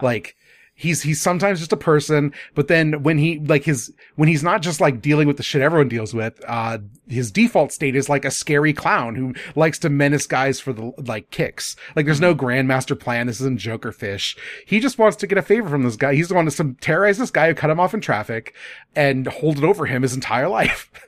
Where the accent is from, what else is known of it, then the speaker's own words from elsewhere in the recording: Midwest, United States; as a kid growing up in the Midwest